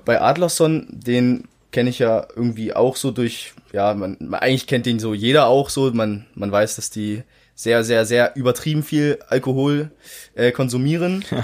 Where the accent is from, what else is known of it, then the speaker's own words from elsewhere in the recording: Germany; ich bin halt seit 19, 18 Jahren bin ich hier in Deutschland aufgewachsen